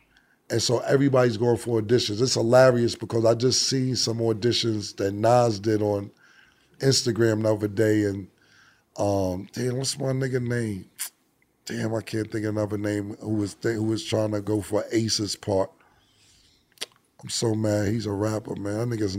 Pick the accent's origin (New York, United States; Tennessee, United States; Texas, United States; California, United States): New York, United States; Harlem; I'm from Harlem, everybody knows the story.